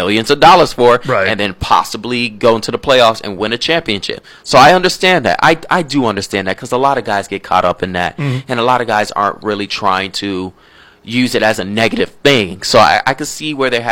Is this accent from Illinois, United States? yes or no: no; Florida, United States; I'm from Florida